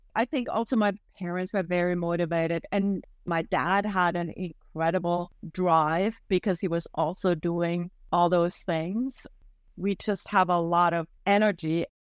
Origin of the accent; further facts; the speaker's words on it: Germany; moved away as an adult; now in Canada; One of the family traditions that I really have missed is that in the area I grew up in May would be the time for white asparagus